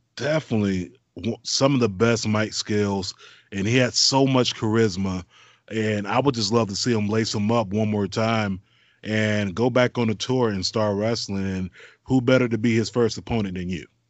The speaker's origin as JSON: {"language": "English", "region": "Florida", "country": "United States", "tie": "born or raised there", "moved": "yes", "said": "my home state."}